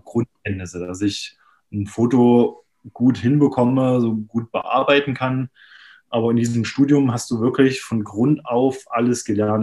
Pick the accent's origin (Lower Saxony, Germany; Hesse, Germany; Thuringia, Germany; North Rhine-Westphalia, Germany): Thuringia, Germany; Jena; moved away as an adult; now in Berlin, Germany; ich komme eigentlich ursprünglich aus Jena